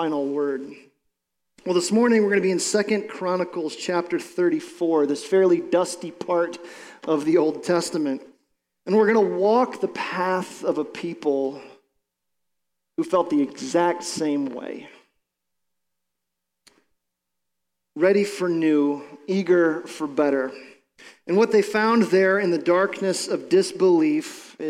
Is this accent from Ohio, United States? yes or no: yes; Ohio, United States; we're from Ohio